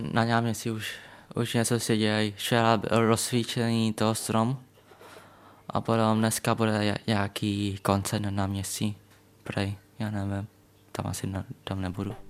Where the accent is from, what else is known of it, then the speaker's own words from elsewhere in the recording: Czechia; já jsem narodil v Česku, a můj krev je větnamský krev